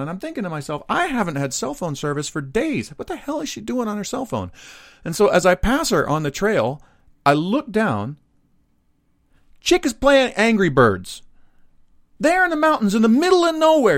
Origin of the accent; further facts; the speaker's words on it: Dallas, Texas, United States; moved away; born and raised right outside of Dallas, Texas